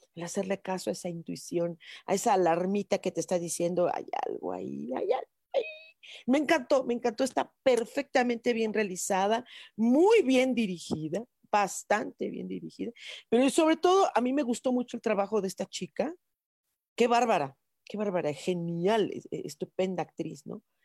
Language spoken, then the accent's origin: Spanish; Mexico City, Mexico; somos chilangos